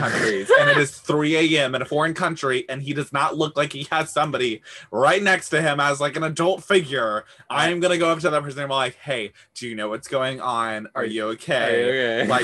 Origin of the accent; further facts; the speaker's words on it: Houston, Texas, United States; I'm from Houston, Texas